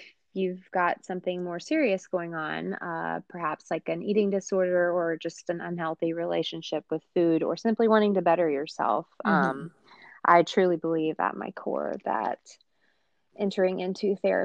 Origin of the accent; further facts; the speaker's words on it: Atlanta, Georgia, United States; I was born and raised in Atlanta